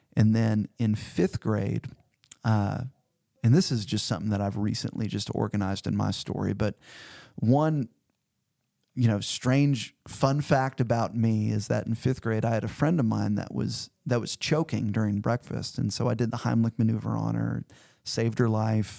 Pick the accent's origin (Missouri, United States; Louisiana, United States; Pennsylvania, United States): Missouri, United States; Cedar Hill; now in Fayetteville, United States; I grew up about four forty-five miles south of Saint Louis in a little town called Cedar Hill, Missouri